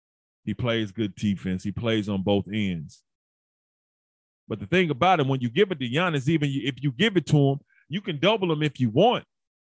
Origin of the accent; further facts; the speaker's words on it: Memphis, Tennessee, United States; I'm from Memphis.